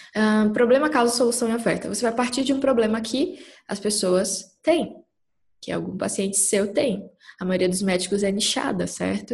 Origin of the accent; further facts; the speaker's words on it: Capanema, Pará, Brazil; moved away as an adult; also born or lived in Belém, Pará; now in São Paulo, Brazil; Eu sou do interior do Pará, numa cidadezinha pequena chamada Capanema. E meus pais moram lá até hoje. E eu só saí de lá com 18 anos